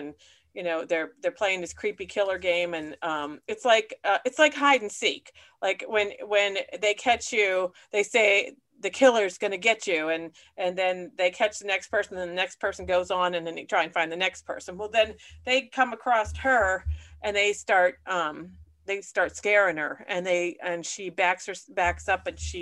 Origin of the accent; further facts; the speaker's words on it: Punxsutawney, Pennsylvania, United States; my hometown of Punxsutawney